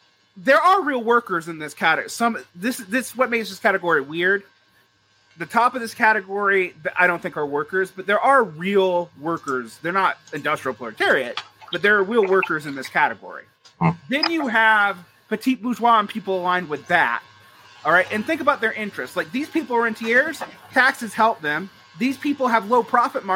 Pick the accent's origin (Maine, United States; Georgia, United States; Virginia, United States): Georgia, United States; I'm from Georgia.